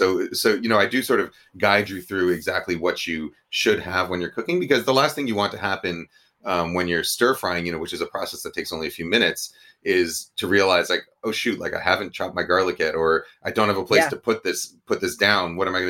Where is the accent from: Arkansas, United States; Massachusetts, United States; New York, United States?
New York, United States; there's two recipes for Kung Pao chicken in this, but one that's sort of the Chinese American version that I grew up with in New York.